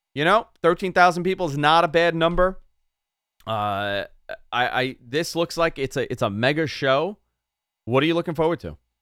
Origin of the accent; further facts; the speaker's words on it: New York, United States; accent: New York; the New York comes out there